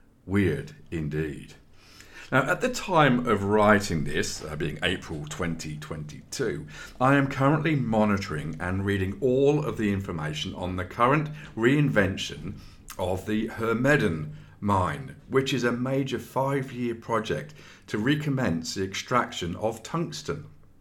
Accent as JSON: {"language": "English", "town": "Redruth", "region": "South West England", "country": "United Kingdom", "tie": "born or raised there", "said": "Born and bred in Redruth, Cornwall, this was my first real time away from my family, friends and my dear rugby club."}